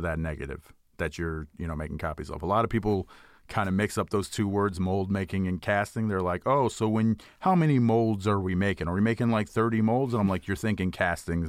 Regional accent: Houston, Texas, United States; I grew up in Houston, Texas

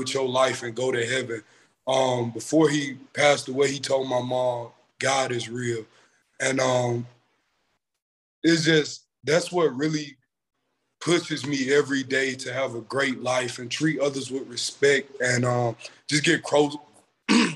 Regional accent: Eufaula, Alabama, United States; also born or lived in Union Springs, Alabama; I grew up in Eufaula, Alabama. My mom, she moved to Eufaula when I was born, and I've been going to school there ever since then

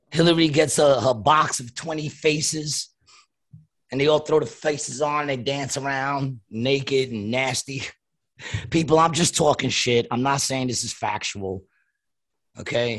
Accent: New York, United States; I'm from New York.

